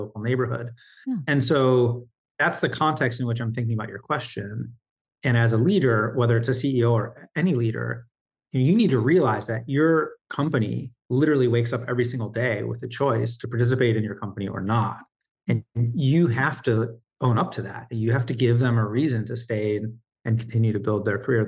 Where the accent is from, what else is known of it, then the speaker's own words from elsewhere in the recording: Michigan, United States; now in New York City, United States; I live in New York City. I grew up in Michigan